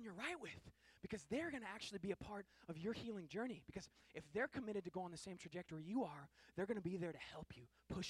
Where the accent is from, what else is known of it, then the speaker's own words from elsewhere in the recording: Seattle, Washington, United States; I grew up in Seattle